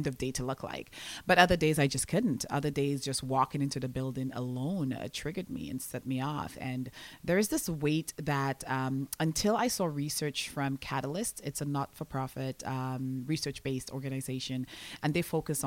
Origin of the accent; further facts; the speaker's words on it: St. Lucia; moved away as an adult; I was born and raised in St. Lucia. I'm an island girl.